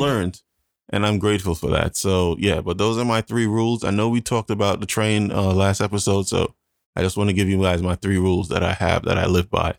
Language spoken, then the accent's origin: English; Jamaica; moved away; I am Jamaican